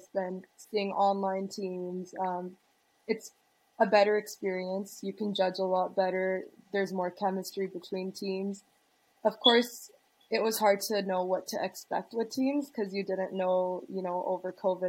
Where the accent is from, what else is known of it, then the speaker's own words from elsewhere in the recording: Toronto, Ontario, Canada; I'm from Toronto, Ontario.